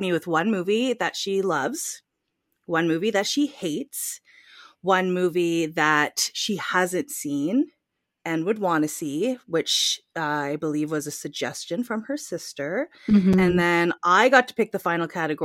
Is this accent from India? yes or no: no; Canada; we are from Canada